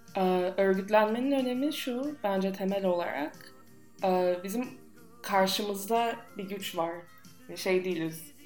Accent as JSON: {"language": "Turkish", "country": "United States", "accent": "American", "lives_now": "Turkey", "said": "Türkçe Amerikan aksanıyla konuşuyorum."}